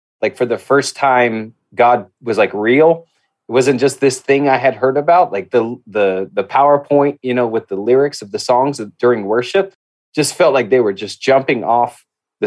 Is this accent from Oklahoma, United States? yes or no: no; Albuquerque, New Mexico, United States; I grew up in Albuquerque, New Mexico. That's where I grew up